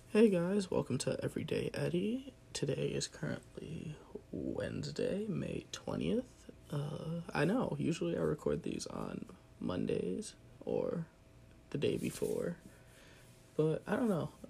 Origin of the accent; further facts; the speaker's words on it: central New Jersey, United States; grew up in Jersey, uh, very central Jersey